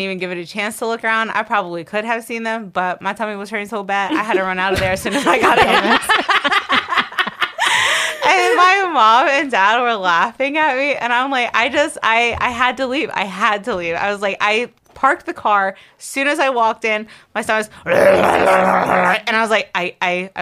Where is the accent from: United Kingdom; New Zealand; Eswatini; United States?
United States; Baltimore, Maryland; We're three sisters from the Baltimore, Maryland area